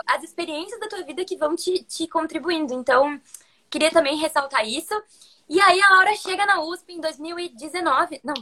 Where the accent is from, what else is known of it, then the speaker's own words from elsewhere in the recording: interior of Rio Grande do Sul, Brazil; also born or lived in Porto Alegre; eu sou de Porto Alegre, que é no Rio Grande do Sul. Na real, eu sou do interior do Rio Grande do Sul